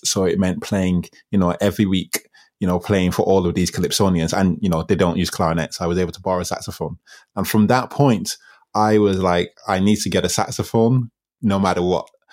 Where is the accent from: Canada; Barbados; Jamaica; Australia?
Barbados; also born or lived in England; I went to school in Barbados. I moved to Barbados from England when I was six